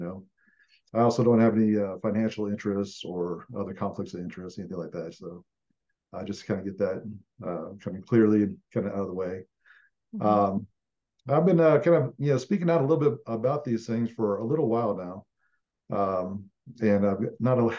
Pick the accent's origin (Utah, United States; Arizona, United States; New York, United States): Arizona, United States; Phoenix; moved away as an adult; now in Colorado, United States; I was kind of born and raised in West Phoenix, so that's kind of where I kind of hail from